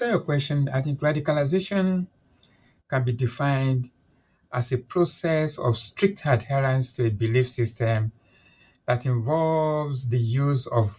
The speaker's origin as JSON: {"language": "English", "country": "Nigeria", "tie": "born or raised there", "moved": "yes", "lives_now": "London, United Kingdom", "said": "I'm a Nigerian by birth. I'm Yoruba by ethnicity"}